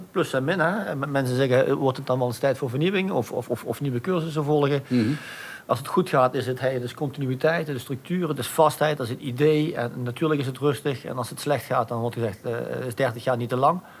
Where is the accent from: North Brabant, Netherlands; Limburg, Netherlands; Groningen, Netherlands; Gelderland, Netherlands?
Limburg, Netherlands; Maastricht; Ik ben echt Maastrichtenaar. Ik ben trots op de stad. Ik ben trots erop om Maastrichtenaar te zijn.